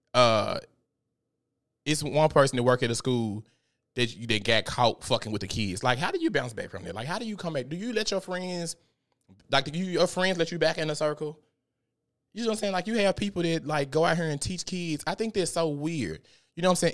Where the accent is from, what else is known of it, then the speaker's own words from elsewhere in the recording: Memphis, Tennessee, United States; I went to Southside. I'm from Memphis